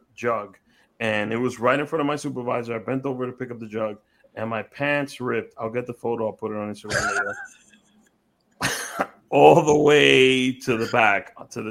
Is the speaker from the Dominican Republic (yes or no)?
yes; Dominican Republic; moved away; When I was growing up in the Dominican Republic, I was living with my godmother at the time, and I was going to school out there.